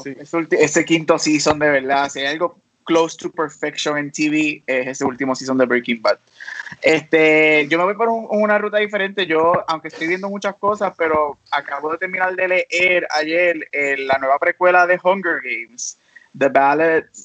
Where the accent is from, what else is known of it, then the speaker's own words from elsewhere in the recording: Puerto Rico; now in United States; soy natural de Puerto Rico, vivo acá afuera en Estados Unidos